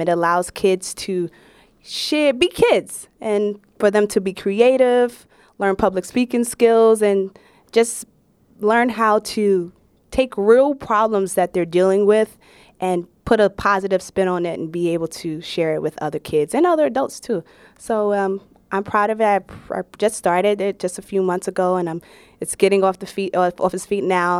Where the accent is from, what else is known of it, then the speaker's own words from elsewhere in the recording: New York City, New York, United States; naturally from Brooklyn